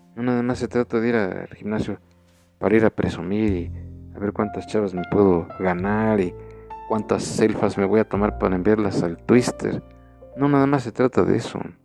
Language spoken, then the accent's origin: Spanish; Mexico; nosotros como mexicanos